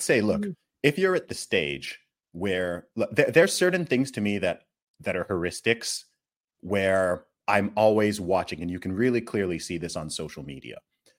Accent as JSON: {"language": "English", "country": "Nigeria", "said": "I'm Nigerian. I'm Igbo, even more specifically, right?"}